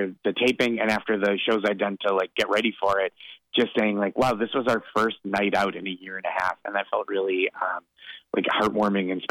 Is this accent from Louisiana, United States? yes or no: no; Boston, Massachusetts, United States; now in New York City, United States; Coming from growing up in the Boston area, living in New York City for over a decade at this point